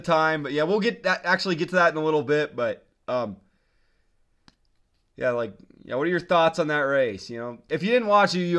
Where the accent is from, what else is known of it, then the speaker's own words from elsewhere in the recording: Montana, United States; We're from Montana, right? It's fucking Big Sky country, man.